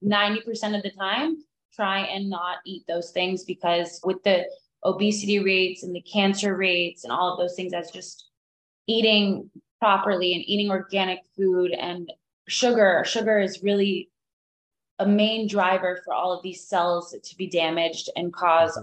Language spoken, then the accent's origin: English; Miami, Florida, United States; moved away as an adult; now in Asheville, United States; I grew up in Miami and growing up in the 90s